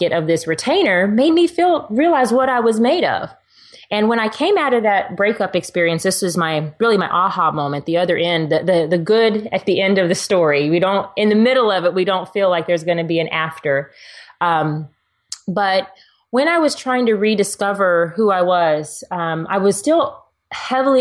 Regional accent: Texas, United States; I'm a girl who drives a truck because I'm from Texas

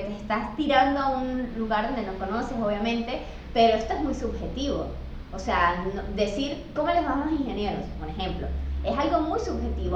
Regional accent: Venezuela; now in Buenos Aires, Argentina; siempre soy la venezolana

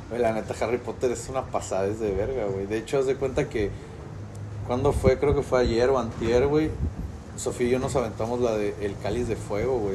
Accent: Ciudad del Carmen, Campeche, Mexico; soy Carmelo

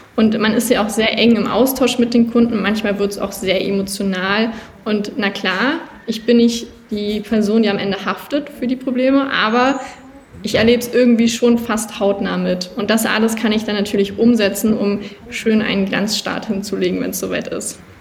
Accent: outskirts of Berlin, Brandenburg, Germany; ich bin am Rand von Berlin aufgewachsen größtenteils, zwischendurch auch mal kurz in Berlin, aber in der Regel schon außerhalb

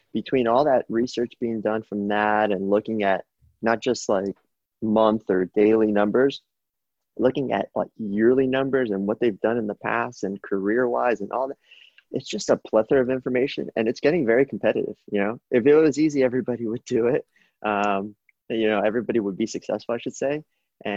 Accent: South Florida, United States; I'm from South Florida

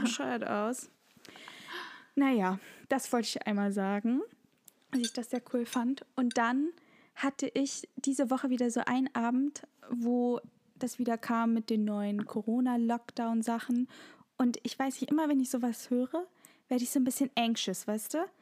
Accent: Germany; bei uns in Deutschland

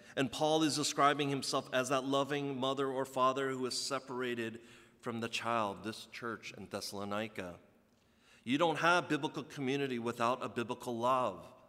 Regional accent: United States; as a second generation guy growing up in the States

